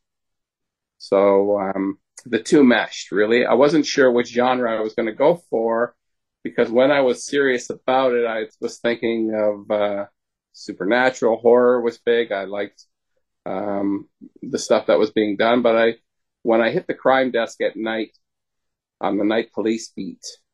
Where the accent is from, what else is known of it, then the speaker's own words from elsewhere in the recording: Canada; I'm a Canadian